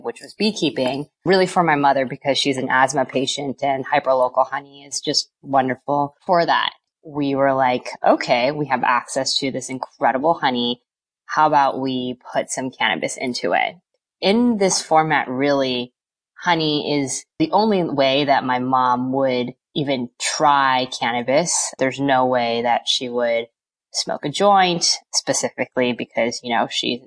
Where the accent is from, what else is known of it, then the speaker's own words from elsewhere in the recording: East Bay, California, United States; we're both from the East Bay